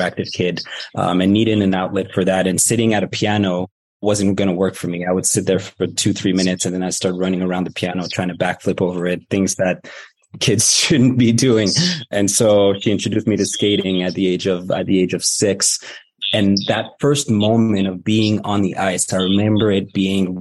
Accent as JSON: {"language": "English", "region": "Moscow", "country": "Russia", "tie": "born or raised there", "moved": "yes", "lives_now": "Canada", "said": "I was born in Moscow"}